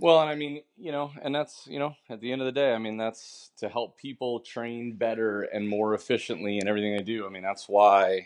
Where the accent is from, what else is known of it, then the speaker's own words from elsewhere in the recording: Washington, United States; I'm from I'm from Washington